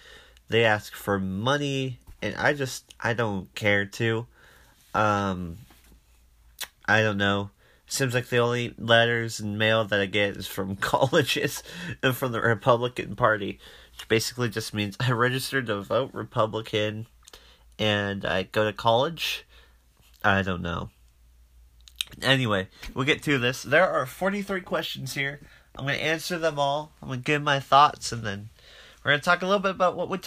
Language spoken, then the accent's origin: English; Arizona, United States; my home state